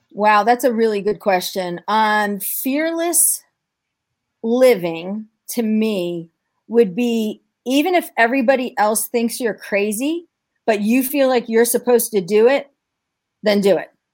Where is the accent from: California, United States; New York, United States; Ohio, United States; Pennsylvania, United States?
New York, United States; I'm from New York